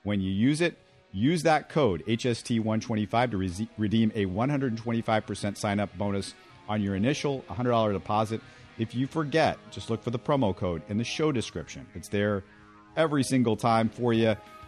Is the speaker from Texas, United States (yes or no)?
yes; Houston, Texas, United States; also born or lived in Missouri; I'm not an alum, but I grew up in Houston.